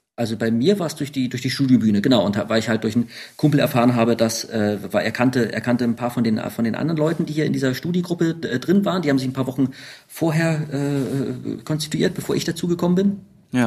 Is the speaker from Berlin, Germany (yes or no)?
yes; Berlin, Germany; als Urberliner